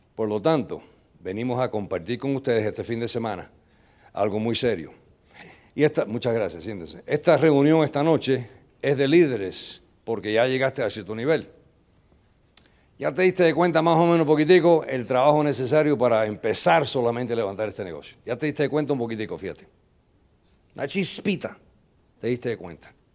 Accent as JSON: {"language": "Spanish", "region": "New York", "country": "United States", "tie": "born or raised there", "first_language": "English", "second_language": "Spanish", "said": "Yo nací en el 47 en New York. Y uh, so I'm an American guy. I was born and raised in the United States. My my language is English."}